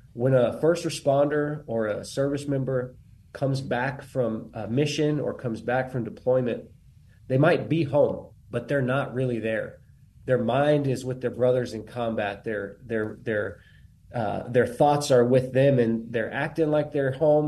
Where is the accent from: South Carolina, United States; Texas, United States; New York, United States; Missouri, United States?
Texas, United States; Bandera; I'm from Bandera, Texas, which is where the Warriors Heart, Texas location is